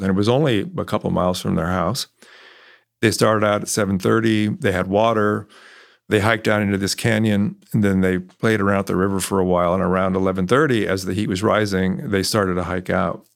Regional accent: California, United States; also born or lived in New York; now in Texas, United States; I grew up in California

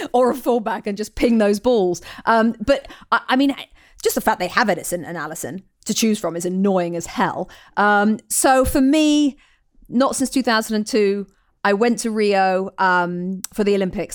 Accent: England, United Kingdom; as an English woman

